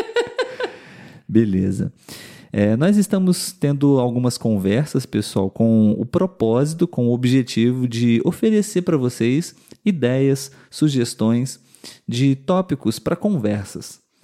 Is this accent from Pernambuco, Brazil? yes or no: no; interior of Rio de Janeiro state, Brazil; Nós somos do interior do estado do Rio de Janeiro a mais ou menos umas duas, três horas da capital